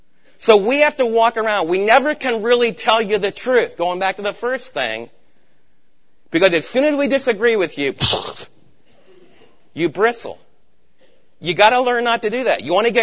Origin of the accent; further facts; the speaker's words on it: East Coast, United States; I was raised back on the East Coast.